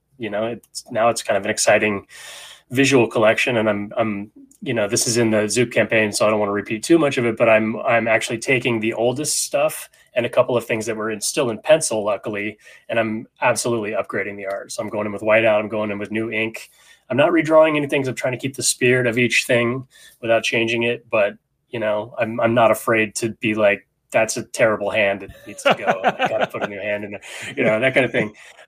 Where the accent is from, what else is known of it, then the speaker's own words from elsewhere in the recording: Sacramento, California, United States; also born or lived in San Francisco; You know, I'm a Northern California kid, you know, so I grew up in Sacramento and, San Francisco.